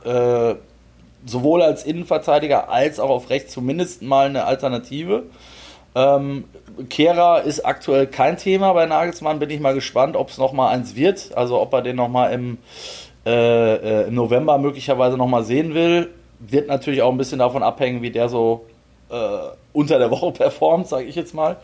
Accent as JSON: {"language": "German", "country": "Germany", "said": "wir kommen aus Deutschland"}